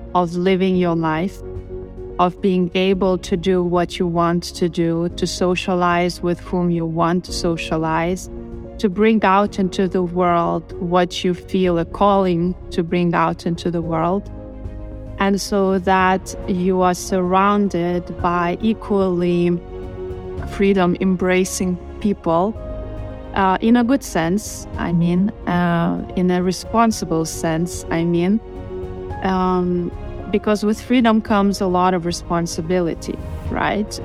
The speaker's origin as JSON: {"language": "English", "country": "Lithuania", "tie": "born or raised there", "moved": "yes", "said": "Lithuania is the home country where I was born"}